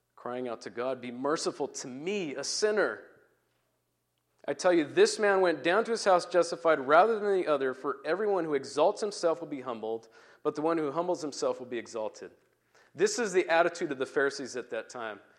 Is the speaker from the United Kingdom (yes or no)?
no; Turkey; now in Puyallup, United States; as I grew up in Turkey